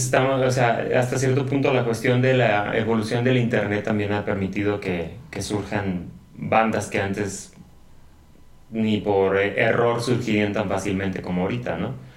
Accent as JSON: {"language": "Spanish", "town": "León", "region": "Guanajuato", "country": "Mexico", "tie": "born or raised there", "moved": "yes", "lives_now": "San Francisco del Rincón, Mexico", "said": "yo no soy originario de aquí de, San, Pancho, yo soy de León"}